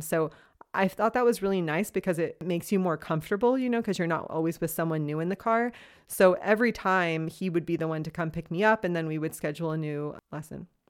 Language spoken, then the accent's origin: English; Los Angeles, California, United States; moved away as an adult; now in Freiburg, Germany; I am originally from Los Angeles, California. I've been living in Freiburg, Germany now for about two and a half to three years